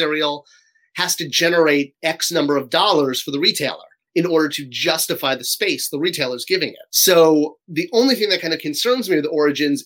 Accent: Cheshire, Connecticut, United States; I grew up in Connecticut, where in Cheshire, Connecticut, was a small town

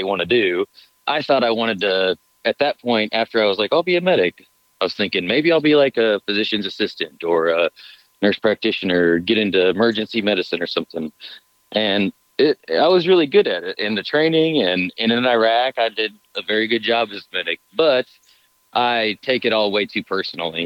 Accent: United States; also born or lived in Montana / Wyoming / Colorado / North Dakota; now in Starkville, United States; I was born in Montana. I grew up in Wyoming and Colorado. I lived in North Dakota a little bit

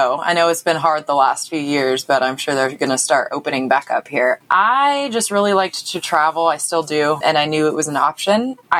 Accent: San Diego, California, United States; I'm originally from San Diego. So I grew up with pools.

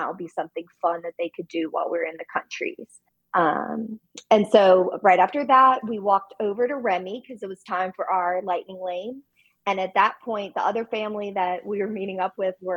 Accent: New Orleans, Louisiana, United States; now in Baton Rouge, United States; we're from New Orleans area.

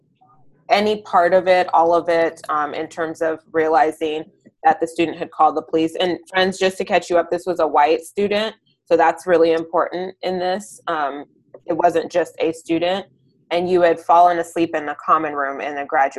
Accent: Nigeria; And so we're very Nigerian in many ways, right?

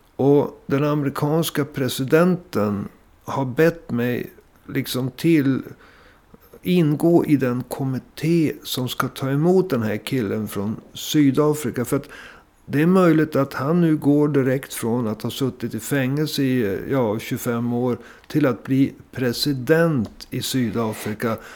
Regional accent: Sweden; vi, vi kom från Sverige

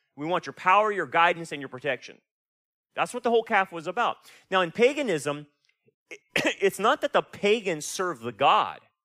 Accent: Delano, California, United States; moved away; I'm from Delano

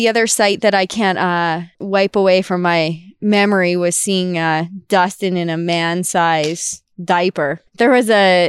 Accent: Goderich, Ontario, Canada; now in Red Deer, Canada; I am from Goderich, Ontario. So a small town in southwestern Ontario on Lake Huron.

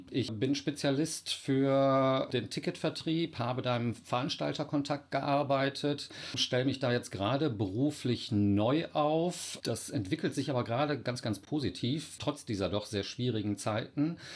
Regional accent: North Rhine-Westphalia, Germany; now in Cologne, Germany; Ich bin auch nur Wahlkölner, Imi. Ich komme ursprünglich aus dem Oberbergischen. Dort bin ich aufgewachsen, bin 51 Jahre alt

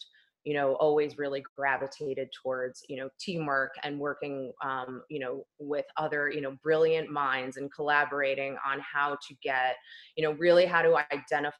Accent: New Jersey, United States; moved away as an adult; also born or lived in New York City / Delaware; now in Los Angeles, United States; I was born and raised in New Jersey and then relocated to New York City

